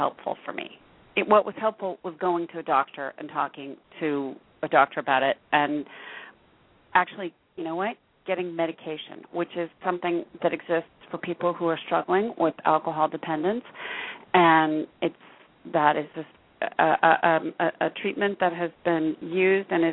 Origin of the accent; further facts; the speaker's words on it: West Coast, United States; I'm from the West Coast